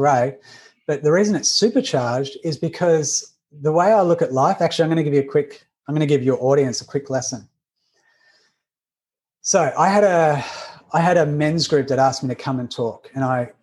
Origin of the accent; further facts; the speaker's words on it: Australia; accent: Australian; I'm Australian. You can hear the accent.